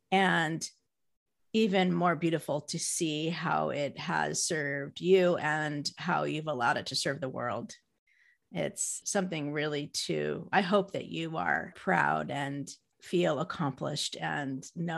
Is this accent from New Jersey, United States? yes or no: yes; New Jersey, United States; accent: Jersey; That's my Jersey accent.